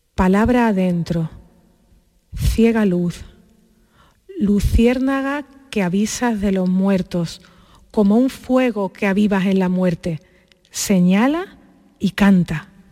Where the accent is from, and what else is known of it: Andalusia, Spain